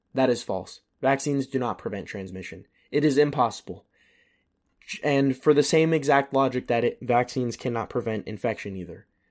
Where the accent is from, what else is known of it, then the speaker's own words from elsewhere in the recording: United States; moved away as an adult; as long as I can stay an American citizen and not live in America